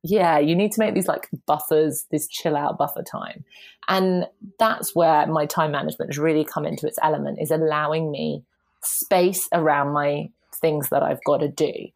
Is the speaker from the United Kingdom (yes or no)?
yes; United Kingdom; now in London, United Kingdom; I'm so British. I'm very southern British.